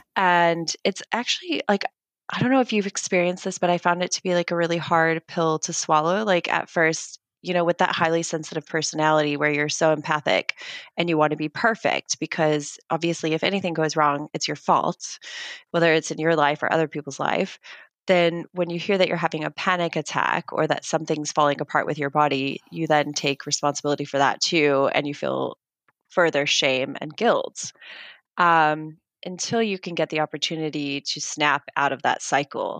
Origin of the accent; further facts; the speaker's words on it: United States; I am American